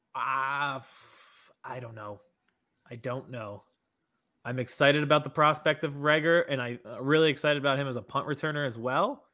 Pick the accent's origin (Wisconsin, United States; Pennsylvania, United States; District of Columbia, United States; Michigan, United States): Pennsylvania, United States; Harrisburg; from my hometown Harrisburg